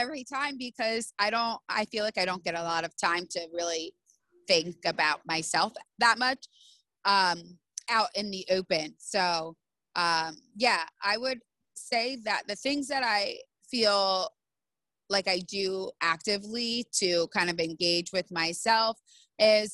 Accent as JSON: {"language": "English", "country": "United States", "said": "I'm American"}